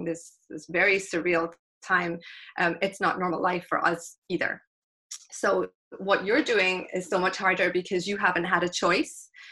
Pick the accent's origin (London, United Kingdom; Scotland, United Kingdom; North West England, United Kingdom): Scotland, United Kingdom; Glasgow; also born or lived in South Africa; I was born in South Africa to South African parents, but we moved to Scotland when I was three. So Glasgow is home. I consider myself Scottish